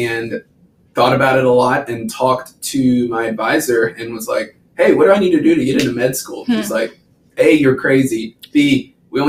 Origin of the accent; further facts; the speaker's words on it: Nicholasville, Kentucky, United States; moved away as an adult; now in Nashville, United States; Very proud Kentuckian. So I'm from Nicholasville, Kentucky.